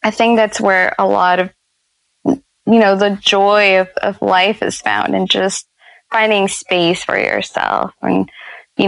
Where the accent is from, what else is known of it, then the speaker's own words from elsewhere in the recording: New Orleans, Louisiana, United States; I grew up in New Orleans